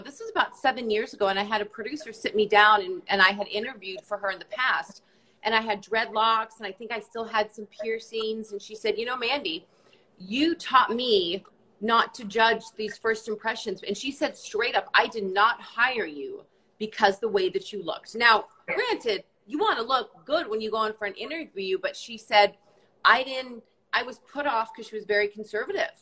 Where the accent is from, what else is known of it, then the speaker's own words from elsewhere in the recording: Canada; i am also canadian